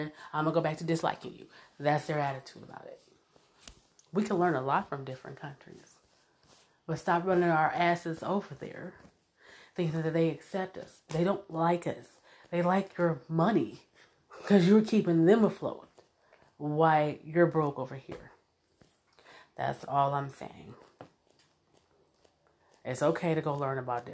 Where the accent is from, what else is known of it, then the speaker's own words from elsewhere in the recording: United States; I'm Black American. I didn't come from Africa